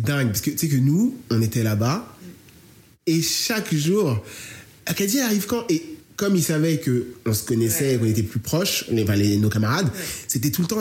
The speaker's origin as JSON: {"language": "French", "town": "Marseille", "region": "Provence-Alpes-Côte d'Azur", "country": "France", "accent": "Marseillais", "said": "j'ai l'accent marseillais"}